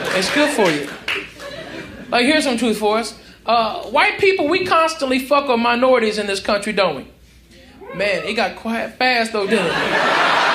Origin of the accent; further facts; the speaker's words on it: Arkansas, United States; moved away as an adult; also born or lived in Tennessee / Texas; I was born in Tennessee, raised in Arkansas, and moved to Texas when I was 18